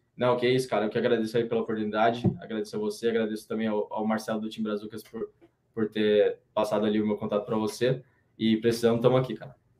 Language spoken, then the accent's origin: Portuguese; Campinas, São Paulo, Brazil; moved away as an adult; eu sou de Campinas, ali a gente está com 1 milhão e 200, 1 milhão e 300